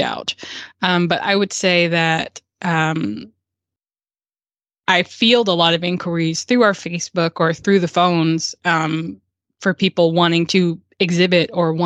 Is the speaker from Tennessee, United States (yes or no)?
yes; Murfreesboro, Tennessee, United States; my hometown of Murfreesboro